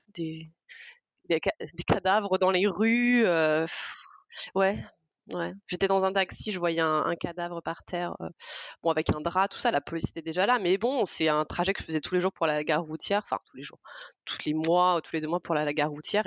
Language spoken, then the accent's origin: French; Provence-Alpes-Côte d'Azur, France; moved away as an adult; also born or lived in Brazil / Montpellier; now in Argentina; J'ai passé toute ma vie euh, en Provence, dans le sud de la France